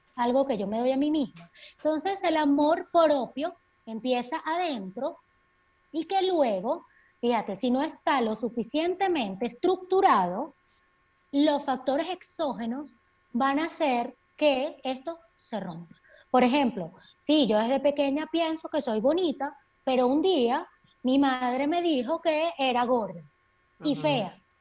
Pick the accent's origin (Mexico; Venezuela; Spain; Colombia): Venezuela; Maracay, Aragua; moved away as an adult; also born or lived in Mérida, Venezuela; now in Quito, Ecuador; Estuve unos años en Maracay ejerciendo como psiquiatra en el Instituto Venezolano de Seguridad Social de San José y luego, bueno, por toda la crisis país, me tocó migrar como muchos de nosotros y ahora estoy viviendo en Quito, Ecuador